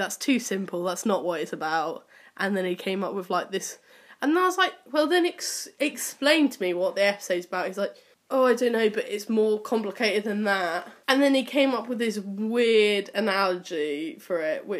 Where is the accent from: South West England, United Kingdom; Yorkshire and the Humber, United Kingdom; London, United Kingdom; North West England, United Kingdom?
South West England, United Kingdom; Cornwall; I grew up in Cornwall